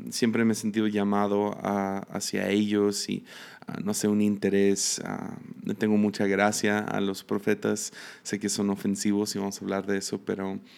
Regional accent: Mexico; also born or lived in United States; nací en Estados Unidos y a los tres meses de que nací me vine a México. Entonces me crié en México

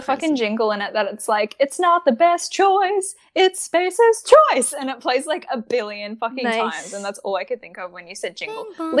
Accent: United Kingdom; Wait, no, I'm British.

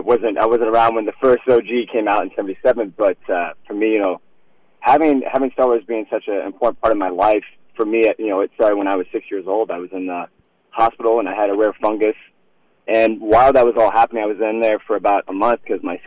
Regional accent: Iowa, United States; I grew up in Iowa, and I grew up on an exotic farm

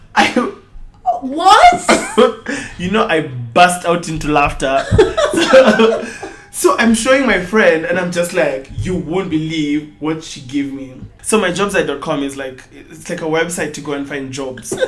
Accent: Nairobi, Kenya; I am from Nairobi, Kenya, born and bred

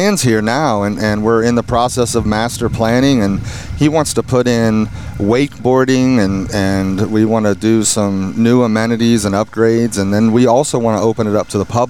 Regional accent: California, United States

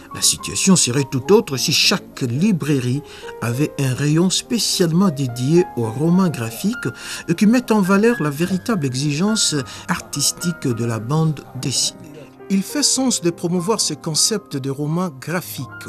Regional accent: China; Je suis né et grandi dans la Chine nouvelle

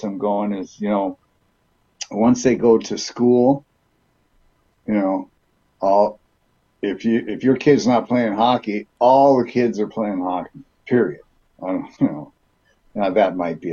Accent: Duluth, Minnesota, United States; also born or lived in California; I was born out in California. We moved to Minnesota when I was three, and Duluth, Minnesota

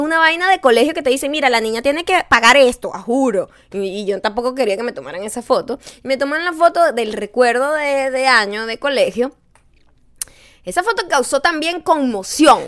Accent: Venezuela

